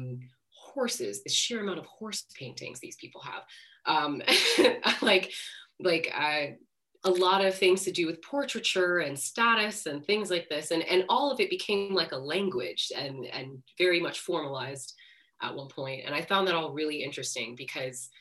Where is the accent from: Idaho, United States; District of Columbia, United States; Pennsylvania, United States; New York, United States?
District of Columbia, United States; D.C.; now in London, United Kingdom; I grew up just outside of Washington, D.C.